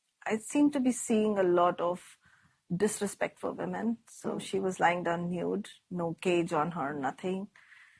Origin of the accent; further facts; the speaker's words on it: India; moved away; as an Indian